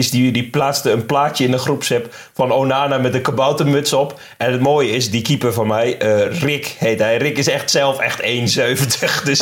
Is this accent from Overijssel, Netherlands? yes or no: no; Drenthe, Netherlands; Ik kom dus uit Drenthe trouwens.